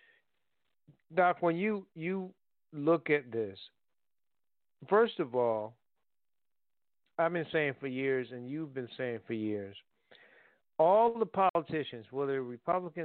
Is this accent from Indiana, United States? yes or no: no; New Haven, Connecticut, United States; now in Durham, United States; I'm from New Haven, Connecticut